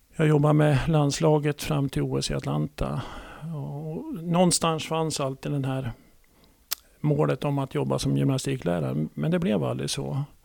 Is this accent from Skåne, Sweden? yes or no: no; Gävle, Gävleborg County, Sweden; Född och uppvuxen i Gävle och i Stixlund